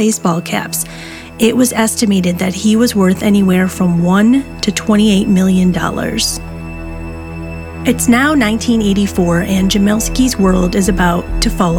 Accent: Syracuse area, New York, United States; in my own hometown

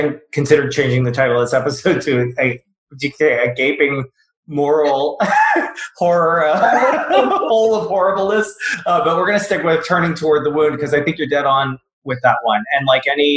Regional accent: the South, United States; I grew up in the South

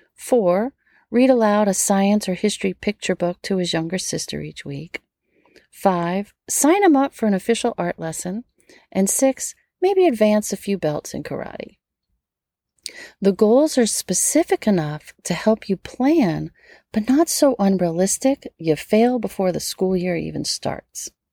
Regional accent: Metairie, Louisiana, United States; I grew up in Metairie, right outside of New Orleans

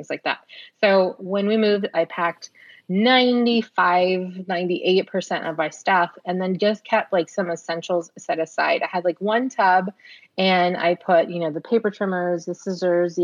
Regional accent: San Antonio, Texas, United States; also born or lived in Houston; we're back in my hometown of San Antonio

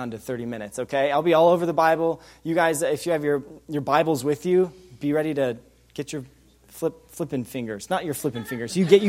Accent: Wyoming, United States; I did grow up in Wyoming.

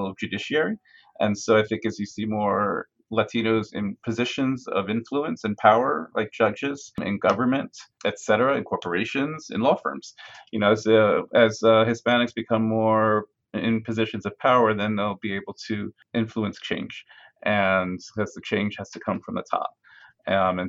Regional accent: Farmingdale, New York, United States; also born or lived in Brooklyn, New York; I grew up in a town called Farmingdale on Long Island

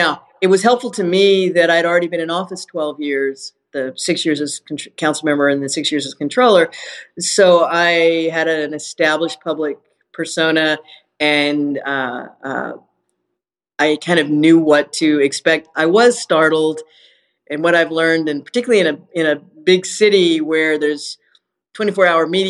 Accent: Houston, Texas, United States; my hometown, for my city

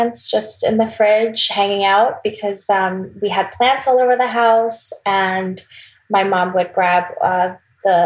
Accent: Wisconsin, United States; also born or lived in South Korea; I was born in Wisconsin, but I do have a lot of influence, Korean influence, because I did go to Korea a lot when I was little.

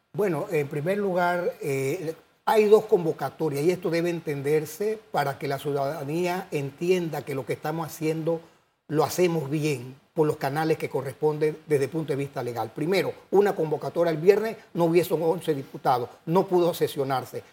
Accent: Panama

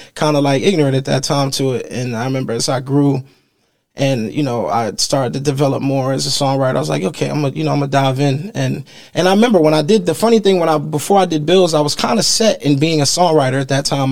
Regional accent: Miami, Florida, United States; growing up in Miami

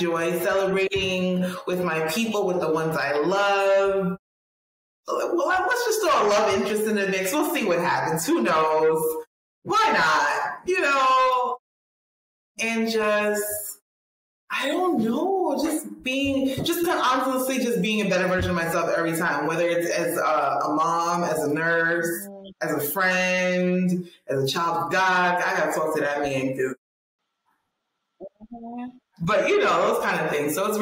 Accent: New York, United States; I am a New Yorker

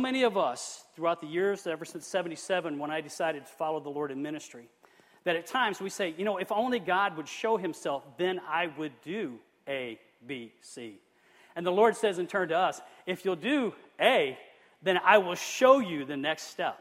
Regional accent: Flint, Michigan, United States; I am from Michigan, the city of Flint

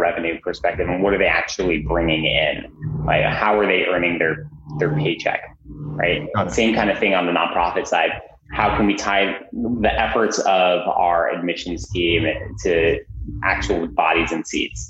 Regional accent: New Jersey, United States; also born or lived in Amsterdam, Netherlands; Moved to the States when I was about 3. Grew up in New Jersey.

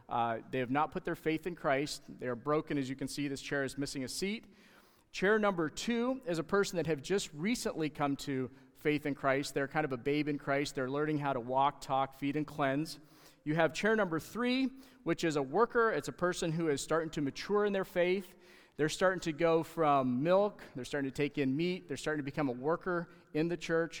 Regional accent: Canada; moved away; being Canadian

